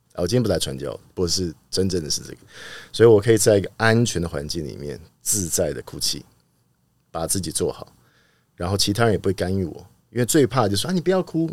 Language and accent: Chinese; Taipei, Taiwan; 不过从小就在那边长大